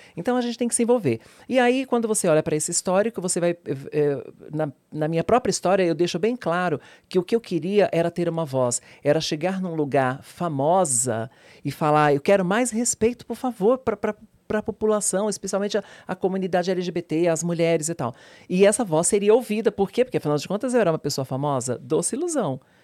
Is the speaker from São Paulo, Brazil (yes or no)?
yes; São Paulo, Brazil; Eu vim do Capão Redondo, que é periferia, um lugar super perigoso para a minha época, da minha geração